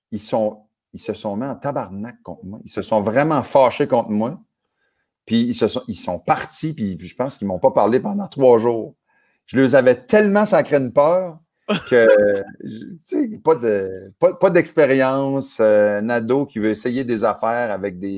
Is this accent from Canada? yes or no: yes; Acadia, Canada; Fait que chez nous, en Acadie, cul-de-sac, l'onde à peu près un quart de mille.